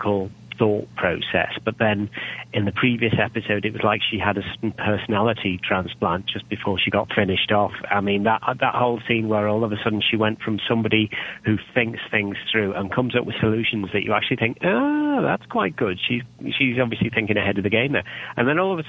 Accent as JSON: {"language": "English", "country": "United Kingdom", "said": "I'm British"}